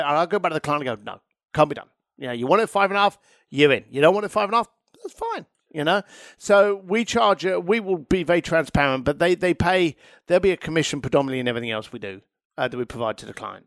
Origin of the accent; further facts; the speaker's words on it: London, United Kingdom; moved away; I'm an Irish lad from East London.